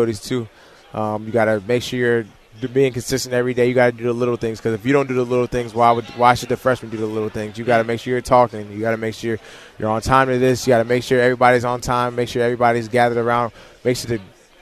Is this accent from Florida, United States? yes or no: no; Leesburg, Virginia, United States; moved away; growing up in Leesburg, it was cool